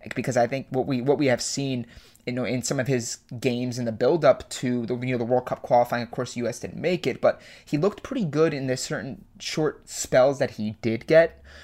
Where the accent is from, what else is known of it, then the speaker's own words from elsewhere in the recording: United States; as an American sports fan